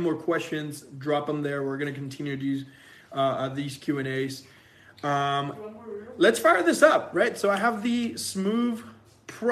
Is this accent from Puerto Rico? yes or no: yes; Puerto Rico; moved away as an adult; now in California, United States; We are originally from Puerto Rico